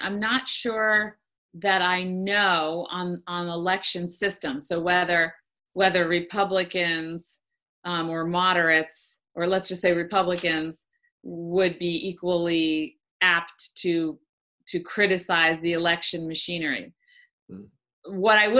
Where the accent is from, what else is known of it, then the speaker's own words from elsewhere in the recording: New York, United States; even as a New Yorker